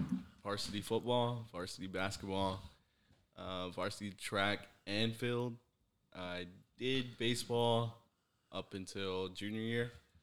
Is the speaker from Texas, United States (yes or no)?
yes; Devine, Texas, United States; I'm born and raised in Divine, Texas.